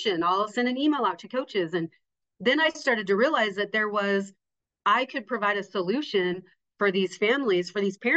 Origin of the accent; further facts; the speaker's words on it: Casper, Wyoming, United States; I'm from Casper.